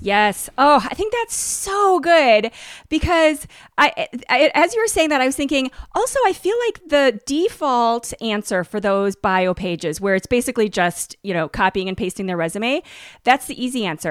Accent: Minnesota, United States; I grew up in Minnesota

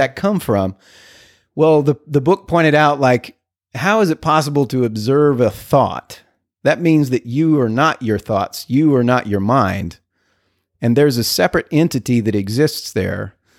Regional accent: El Paso, Texas, United States; now in McKinney, United States; I'm from the border, from El Paso, Texas

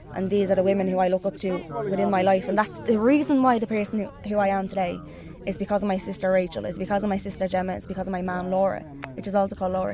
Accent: Dublin, Leinster, Ireland; I'm from North Dublin

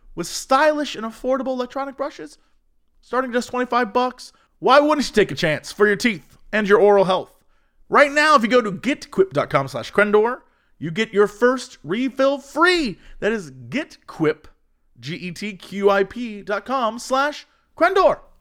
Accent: Ohio, United States; I'm from Ohio.

